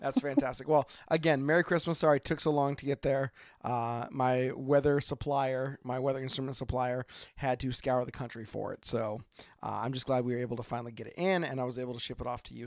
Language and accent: English; Oregon, United States; from Oregon.